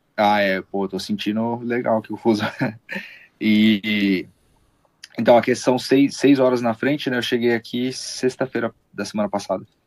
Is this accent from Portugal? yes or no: no; Brazil; now in United States; Como eu sou brasileiro